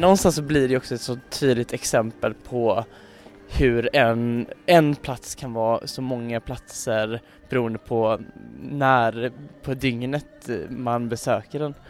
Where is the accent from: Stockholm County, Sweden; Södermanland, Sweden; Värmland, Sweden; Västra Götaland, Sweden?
Västra Götaland, Sweden; Gothenburg; både jag och Samuel är ju infödda göteborgare